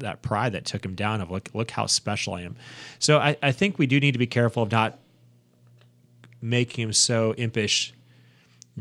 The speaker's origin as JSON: {"language": "English", "country": "United States", "said": "as an American"}